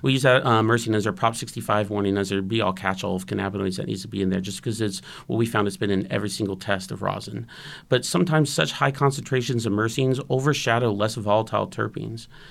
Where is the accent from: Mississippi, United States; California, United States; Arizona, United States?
California, United States; Santa Rosa; Growing up in Santa Rosa